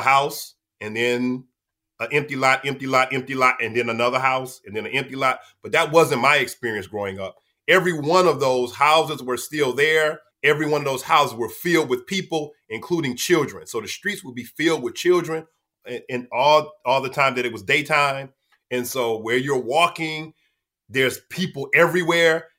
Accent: Detroit, Michigan, United States; I was born and raised in the city of Detroit, right at the border of Detroit and Highland Park

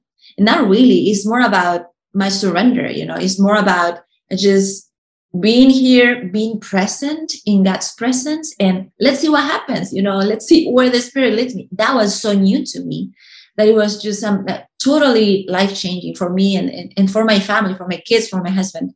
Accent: Uruguay; moved away; when I was a kid in Uruguay, I was born in Uruguay

